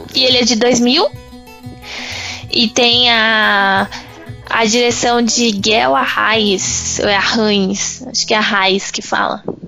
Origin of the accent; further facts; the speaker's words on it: Northeast Region, Brazil; eu sou nordestina